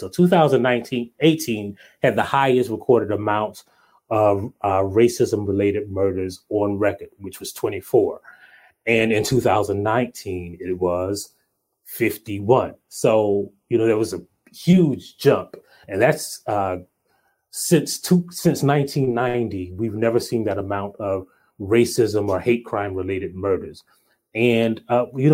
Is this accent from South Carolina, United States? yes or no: yes; Hartsville, South Carolina, United States; I grew up in Hartsville, South Carolina, a little town called Hartsville, South Carolina.